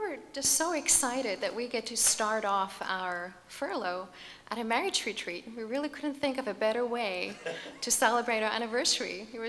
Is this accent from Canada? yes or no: no; South Africa; accent: American; now in United States; Born and raised in South Africa, and there was not any point in my life before I met Kevin that I thought I would marry an American, much less come to America and develop this American accent and all